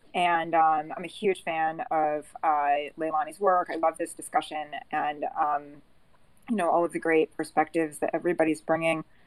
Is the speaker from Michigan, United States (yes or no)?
no; New York, United States; moved away as an adult; now in West Palm Beach, United States; I'm a New Yorker